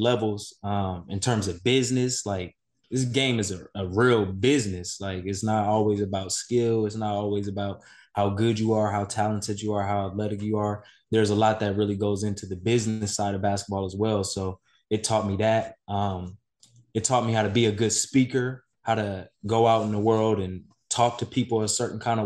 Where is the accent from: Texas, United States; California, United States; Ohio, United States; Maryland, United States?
California, United States; Inglewood; I grew up in Inglewood.